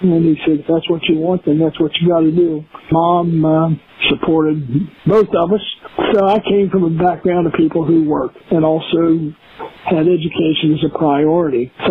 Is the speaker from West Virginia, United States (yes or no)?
yes; Philippi, West Virginia, United States; Yeah, I, I grew up in a uh, small college town, Philippi, West Virginia. Alderson Broaddus is the uh, college there. With my dad, it was a little bit of a mixed background. The family owned a coal mine, and dad worked in the mines in high school